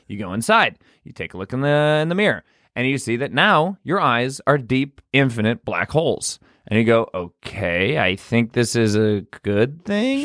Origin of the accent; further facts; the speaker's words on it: United States; I'm American.